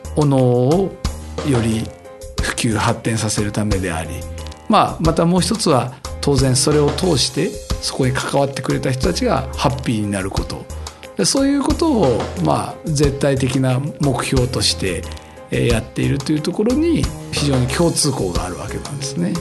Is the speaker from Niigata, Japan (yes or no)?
no; Nakano-sakaue, Tokyo, Japan; うちの実家のあるところ